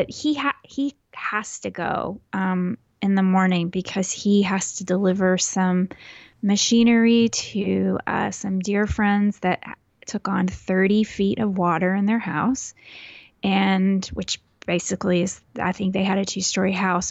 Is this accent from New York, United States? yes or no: no; Houston, Texas, United States; I am from Houston. I was born in Houston, and I grew up northeast of Houston and lived there until I turned 18